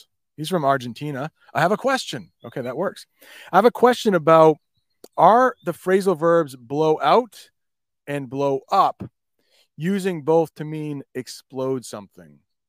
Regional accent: Bangladesh; first language bn; English is a second language; As I mentioned before, I'm from Bangladesh, where people used to speak Bengal.

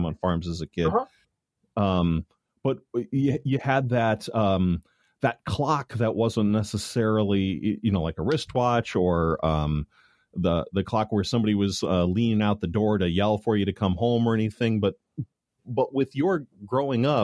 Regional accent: Chicago, Illinois, United States; I grew up in the Chicago area

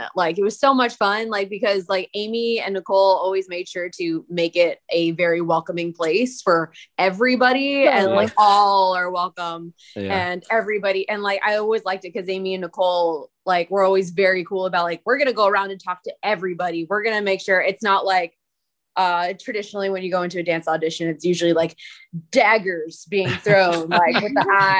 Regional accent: El Paso, Texas, United States; now in Chicago, United States; I mean, like, I know I'm from El Paso, Texas, and so I came into the group out of us three last.

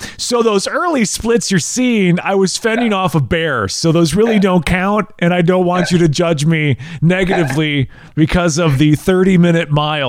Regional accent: Wisconsin, United States; now in Tennessee, United States; I'm originally from Wisconsin and moved down to Tennessee. And yeah, I don't have a accent. I still talk like I'm from Wisconsin.

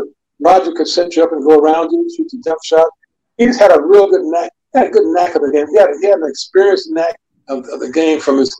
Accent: Indianapolis, Indiana, United States; he thought I would do it just because I was from Indianapolis.

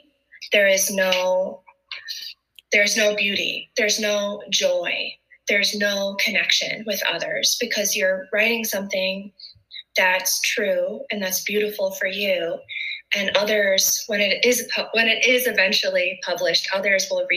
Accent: Byron, Illinois, United States; moved away as an adult; now in Colorado, United States; As a little kid growing up in Byron, Illinois

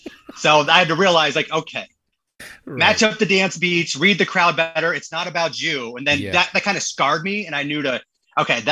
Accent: Corry, Pennsylvania, United States; also born or lived in Erie, Pennsylvania; fourth grade, I settled down in a kind of a rural area, Corry, Pennsylvania

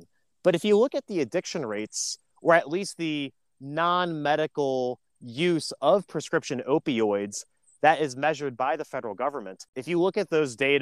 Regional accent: Lake County, Northeast Ohio, United States; also born or lived in Cleveland, Ohio; especially in my hometown, I grew up in Lake County

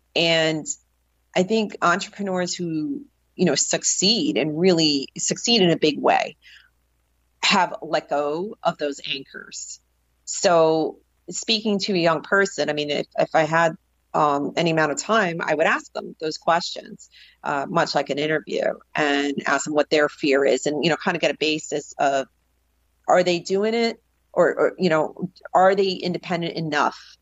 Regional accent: New Jersey, United States; also born or lived in New York City; growing up in the North Jersey area

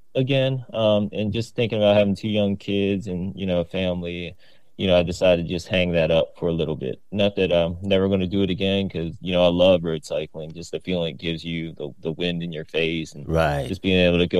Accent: Richmond, Virginia, United States; moved away as an adult; now in Virginia Beach, United States; I'm originally from Richmond, Virginia. Shout out to the 804

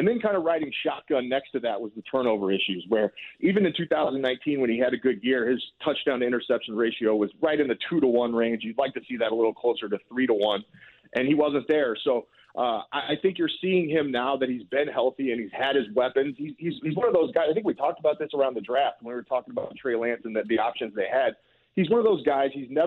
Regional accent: Urbana, Illinois, United States; moved away; I was born in Urbana, and so I do like Illinois

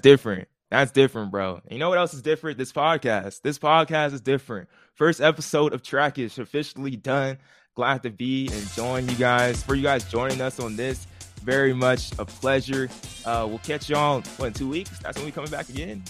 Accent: Southern California, United States; we are from Southern California

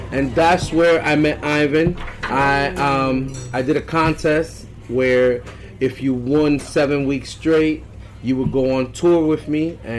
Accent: New York, United States; Yes, we're both from New York.

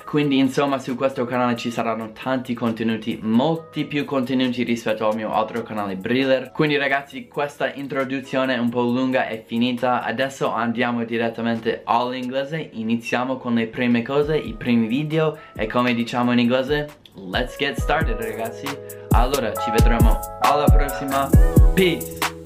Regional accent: Colorado, United States; first language English; Italian is a second language; sono, appunto, un madrelingua inglese, sono americano, sono del Colorado

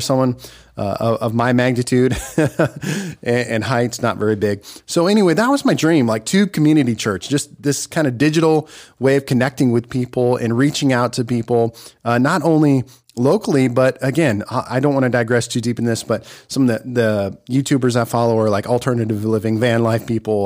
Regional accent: Nebraska, United States; moved away; Nebraska, my home state

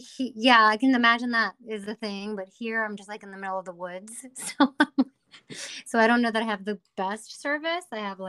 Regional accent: Hartford, Connecticut, United States; I'm from the Hartford, Connecticut area.

